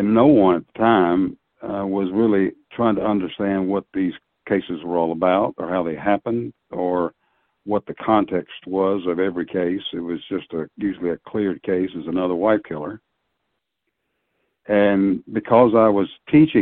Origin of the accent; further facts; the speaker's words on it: Tennessee, United States; also born or lived in Wichita, Kansas; migrated back to my home state of Tennessee from Kansas